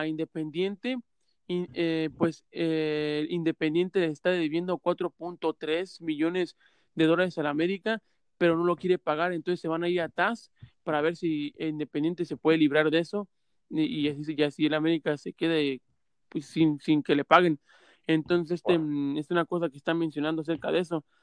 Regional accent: Mexico; uno como mexicano

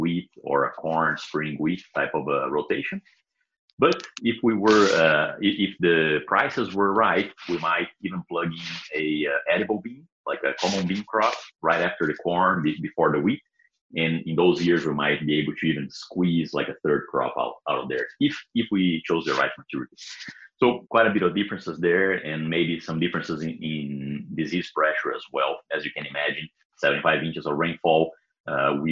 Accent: Brazil; English is a second language; moved away as an adult; also born or lived in Oklahoma, United States; now in Kansas, United States; I am from Brazil. Was born and raised there.

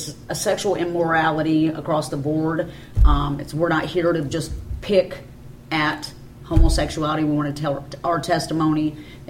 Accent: Benton, Illinois, United States; I was raised in Benton, Illinois.

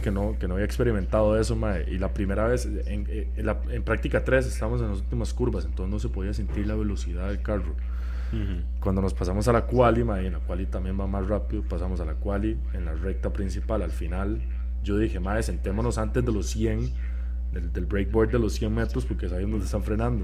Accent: Costa Rica; now in Texas, United States; que soy de Costa Rica

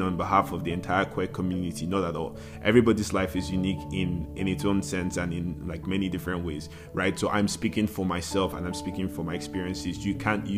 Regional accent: Lagos, Nigeria; I was born a baby boy and I was raised in Lagos.

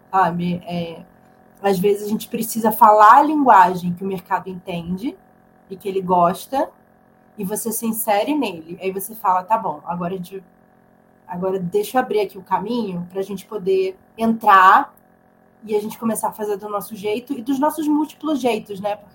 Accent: Santa Catarina, Brazil; now in São Paulo, Brazil; Pô, eu vim para São Paulo para estudar cinema. Eu saí lá de Santa Catarina e vim para cá

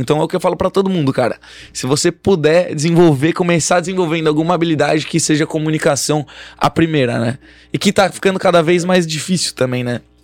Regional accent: São Paulo, Brazil; Sou de São Paulo. Nascido e criado em São Paulo

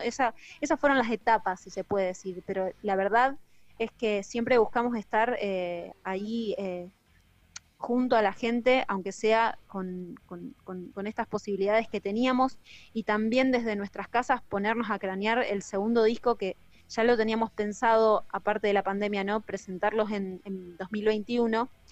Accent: Rosario, Santa Fe, Argentina; also born or lived in Villa Gobernador Gálvez; yo arranqué en Villa Gobernador Galvez, que es una ciudad pegadita a Rosario. Eh, si bien soy rosarina, viví mucho tiempo ahí.

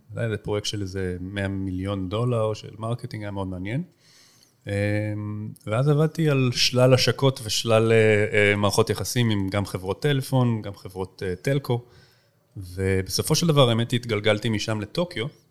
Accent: Tel Aviv, Tel Aviv District, Israel; also born or lived in United States / Boston; גדלתי פה בתל אביב

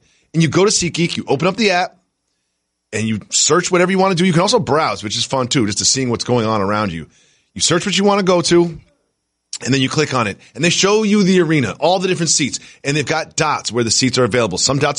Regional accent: Amherst, Massachusetts, United States; I grew up in Amherst, Massachusetts. Growing up, the Red Sox were always on my television.

